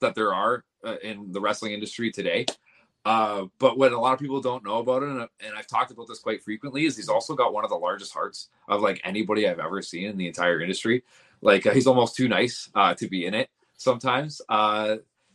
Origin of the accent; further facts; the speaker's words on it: Destruction Bay, Yukon, Canada; moved away; also born or lived in Windsor, Ontario; I was born in Destruction Bay in the Yukon